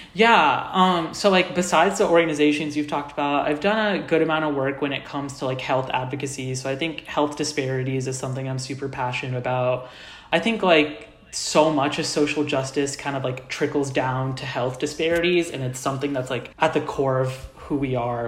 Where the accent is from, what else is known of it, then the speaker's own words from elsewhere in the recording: Indianapolis, Indiana, United States; I'm originally from Indianapolis, Indiana. So, I was born and raised in the Midwest